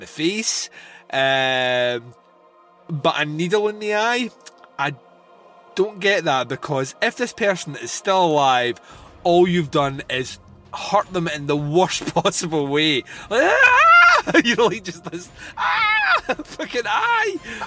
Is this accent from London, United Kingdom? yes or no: no; Scotland, United Kingdom; I come from Scotland